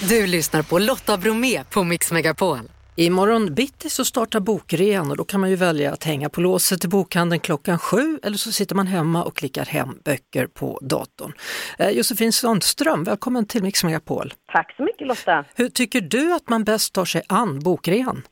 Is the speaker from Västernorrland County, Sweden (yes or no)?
no; Skövde, Västra Götaland, Sweden; knuten utanför biblioteket i Skövde där jag kommer ifrån